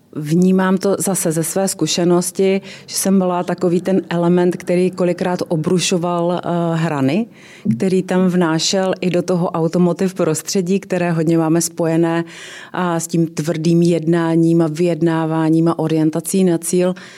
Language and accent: Czech; Ostrava, Moravian-Silesian Region, Czechia; jsem ze severní Moravy, že jsem z Ostravy a tam se prostě věci říkají na rovinu